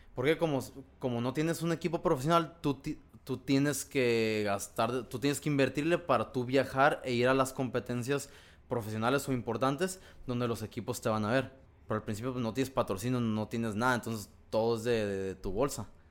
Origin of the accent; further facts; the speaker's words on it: Ensenada, Baja California, Mexico; como soy de Ensenada, allá desde los 11, 12 años entrenábamos solos